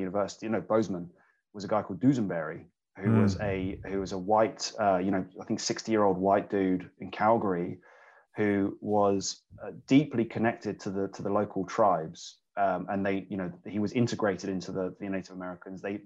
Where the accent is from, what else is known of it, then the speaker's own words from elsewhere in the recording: England, United Kingdom; and I'm English, so I'm actually kind of very conscious of the fact that being raised in English culture